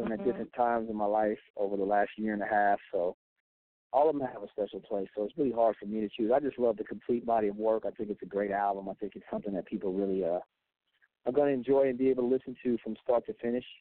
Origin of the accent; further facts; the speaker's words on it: Georgia area, South Carolina, United States; I grew up in the South Carolina, Georgia area